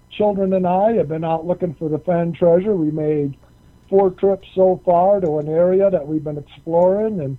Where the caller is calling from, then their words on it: Colorado, United States; in Colorado.